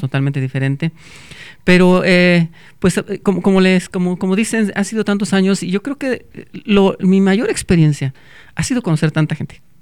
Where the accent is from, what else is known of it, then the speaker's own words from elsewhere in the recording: Salamanca, Guanajuato, Mexico; also born or lived in Celaya, Guanajuato; Yo soy de Salamanca, Guanajuato